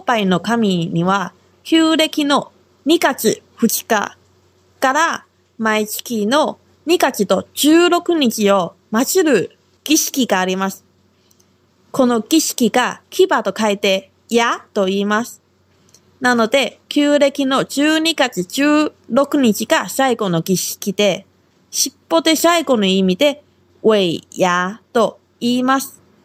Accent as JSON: {"language": "Japanese", "country": "Taiwan", "tie": "born or raised there", "moved": "yes", "lives_now": "Okinawa, Japan", "said": "私は台湾出身で中国語担当"}